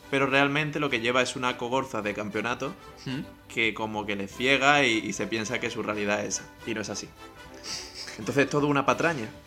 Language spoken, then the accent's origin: Spanish; Spain; pero nosotros que somos españoles, hmm. nosotros sabemos cómo se llaman los camellos.